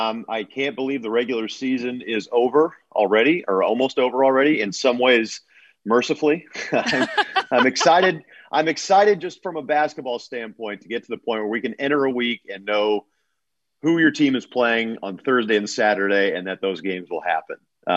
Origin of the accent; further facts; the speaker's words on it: Oakland, California, United States; I grew up in the Bay Area here in Oakland, actually